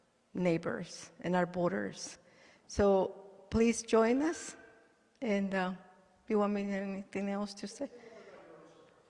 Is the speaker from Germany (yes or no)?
no; El Salvador; now in United States; I am from El Salvador. And I have been in this country. They gave me a home, a second home, for 41 years.